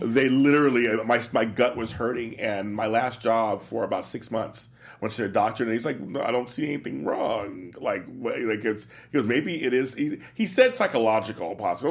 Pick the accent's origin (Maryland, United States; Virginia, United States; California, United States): California, United States; Los Angeles; also born or lived in New York / Midwest; growing up in Los Angeles, part-time in New York, Midwest